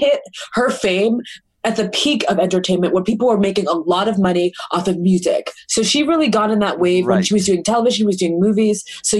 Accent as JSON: {"language": "English", "region": "Massachusetts", "country": "United States", "said": "I'm from Massachusetts."}